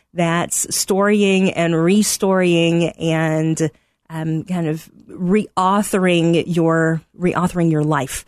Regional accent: Middle Tennessee, United States; moved away as an adult; also born or lived in Arkansas / Texas; now in Chicago, United States; I am originally from Middle Tennessee, grew up about thirty minutes southeast of Nashville

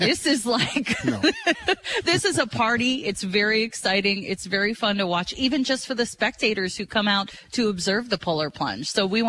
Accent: Florida, United States; now in Springfield, United States; I grew up in Florida

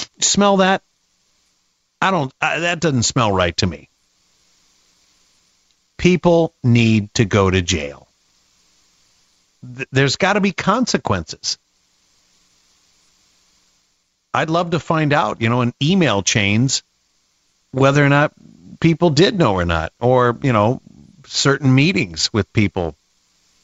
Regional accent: Midwest, United States; moved away; I grew up in the Midwest, married a farmer's daughter

